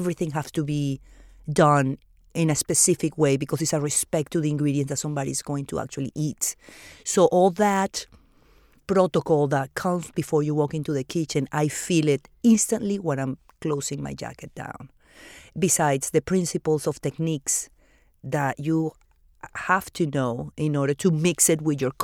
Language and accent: English; Venezuela; born or raised there; English is a second language; also born or lived in Argentina / Peru; now in Miami, United States